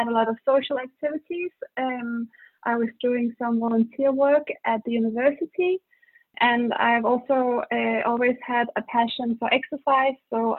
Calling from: Denmark; English is a second language; I'm calling from Denmark.

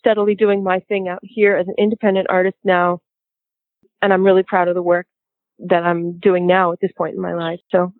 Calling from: Los Angeles, California, United States; I'm in Los Angeles right now. I'm calling from Los Angeles, and I'm recording here tracks for my next album

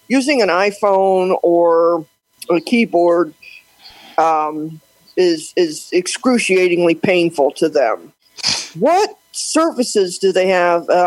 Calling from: St. Louis, Missouri, United States; from St. Louis, Missouri.

